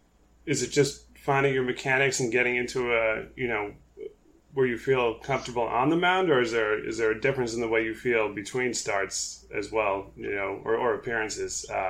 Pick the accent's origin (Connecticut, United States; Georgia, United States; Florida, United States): Connecticut, United States; I grew up in Connecticut. I couldn't wait to get to New York City.